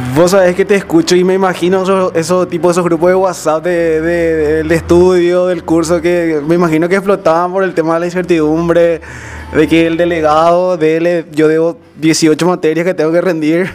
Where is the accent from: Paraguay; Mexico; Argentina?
Paraguay; Areguá, Central; de la ciudad de aregua